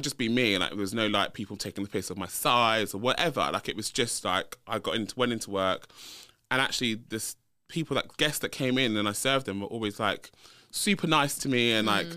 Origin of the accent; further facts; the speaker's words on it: London, United Kingdom; also born or lived in Leeds; So I um I grew up in London, so I'm a North London boy. Um, was born and bred. Born and bred in North London